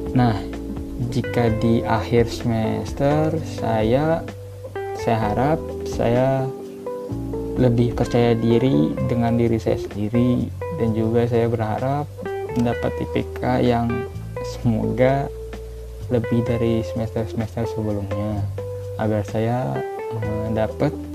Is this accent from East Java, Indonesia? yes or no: no; Kampung Serdangkuring, Way Kanan Regency, Lampung, Indonesia; Saya berasal dari Lampung yang tepatnya berada di Kampung Serdangkuring, Kabupaten Waikanan